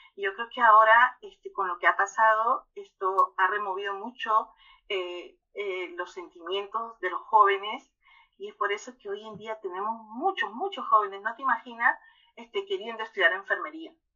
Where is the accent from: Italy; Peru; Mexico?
Peru; aquí en mi país, Perú